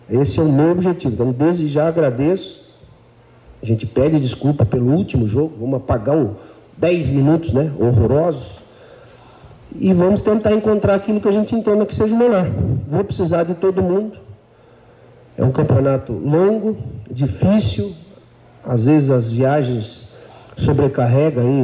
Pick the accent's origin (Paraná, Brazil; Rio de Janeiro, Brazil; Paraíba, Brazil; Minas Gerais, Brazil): Paraná, Brazil; eu sou paranaense, eu acho que a cidade e o clube merece voltar aquilo que eu tracei